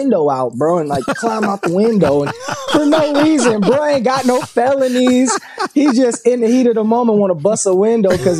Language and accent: English; Grand Rapids, Michigan, United States; also born or lived in Jamaica; growing up in Grand Rapids, it's more conservative